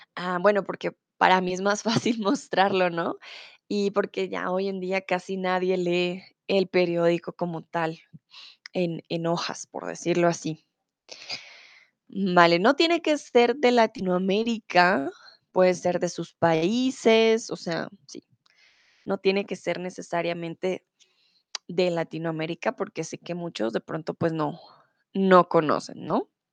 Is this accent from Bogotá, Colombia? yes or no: yes; Bogotá, Colombia; now in Mexico; ahora estoy en Bogotá, soy de Colombia, estoy en mi país, en mi ciudad